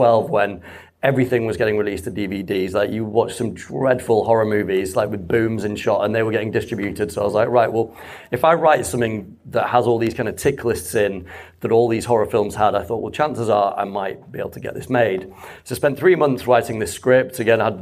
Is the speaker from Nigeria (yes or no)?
no; Leeds, Yorkshire and the Humber, United Kingdom; from Leeds